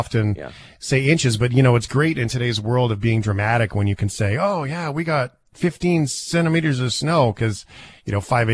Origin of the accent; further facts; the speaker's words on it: Canada; West Canadians